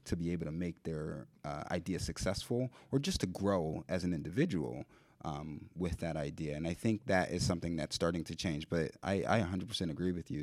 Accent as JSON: {"language": "English", "town": "Philadelphia", "region": "Pennsylvania", "country": "United States", "tie": "born or raised there", "said": "I'm born and raised in Philly"}